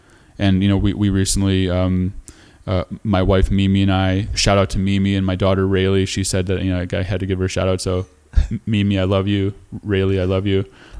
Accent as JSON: {"language": "English", "town": "Chicago", "region": "Illinois", "country": "United States", "tie": "born or raised there", "also_born_or_lived": "Skokie, Illinois / Lincolnwood, Illinois", "said": "Yeah, born and raised in the Chicago area."}